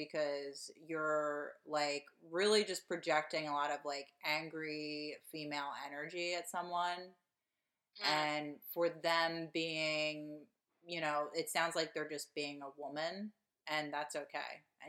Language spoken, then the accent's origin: English; Delaware County, Pennsylvania, United States; moved away; … and I are from Delaware County. This is two hosts from Delco.